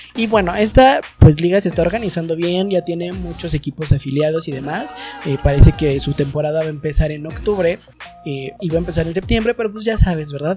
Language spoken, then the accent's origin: Spanish; Mexico; nos corresponde como ciudadanos mexicanos